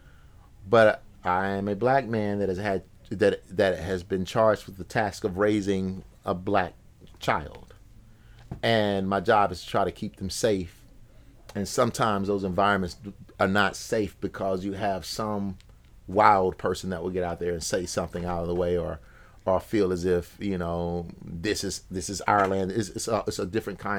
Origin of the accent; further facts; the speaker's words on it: Alabama Black Belt, United States; also born or lived in Champaign, Illinois; I'm from the Alabama Black Belt